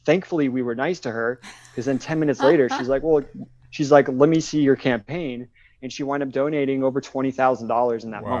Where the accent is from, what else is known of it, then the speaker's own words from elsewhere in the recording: West Coast, United States; moved away as an adult; also born or lived in Wilmington, North Carolina; I, I grew up on the West Coast